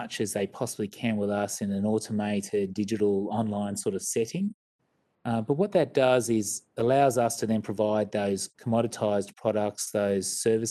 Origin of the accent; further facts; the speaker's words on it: Sydney, New South Wales, Australia; So anyway, I'm not a Queenslander, but I certainly don't support the Maroons or the Reds and all these sporting teams, but certainly lots of friends and family in Queensland, but I think of myself as a Sydney sider.